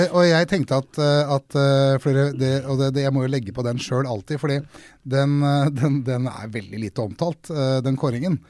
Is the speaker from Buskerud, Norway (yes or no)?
yes; Drammen, Buskerud, Norway; also born or lived in Krokstadelva; Jeg vokste opp på Konnerud, og så har jeg bodd i flere steder i Drammen by.